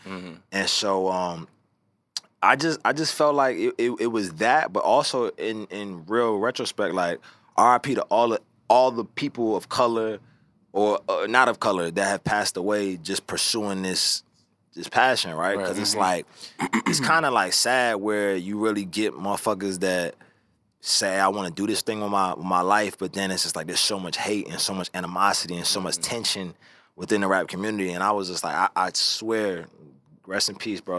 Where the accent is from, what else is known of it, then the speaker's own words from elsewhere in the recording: Richmond, Virginia, United States; growing up in Richmond, Virginia